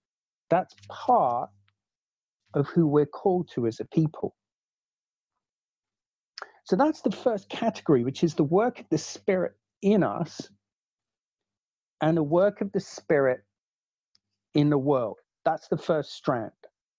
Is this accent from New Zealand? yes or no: yes; New Zealand; born there; I was born in New Zealand